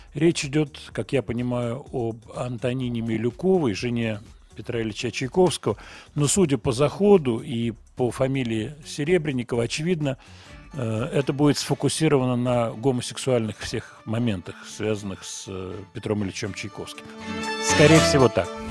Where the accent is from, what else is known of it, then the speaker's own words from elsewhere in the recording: Moscow, Russia; Я родился в Москве, вот мой адрес Гогольский бульвар. Сейчас я живу в районе метро Павелецкая, примерно вот в этом районе, на набережной. Вот, я москвич.